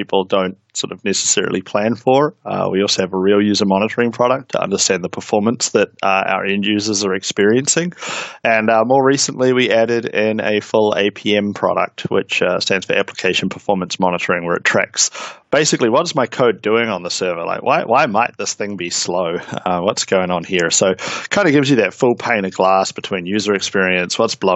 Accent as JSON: {"language": "English", "country": "New Zealand", "accent": "Kiwi", "said": "I'm a Kiwi, hence the accent. I'm down here in New Zealand"}